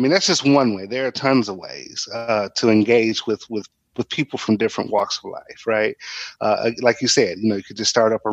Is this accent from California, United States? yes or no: no; Inkster, Michigan, United States; I'm originally from Inkster, which is a small town in Michigan